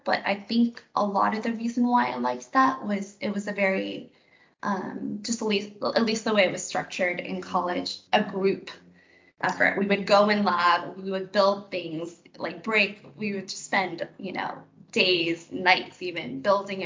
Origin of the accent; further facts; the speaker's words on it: Seattle, Washington, United States; moved away as an adult; also born or lived in Philadelphia; I'm mostly from Seattle, which is a huge aerospace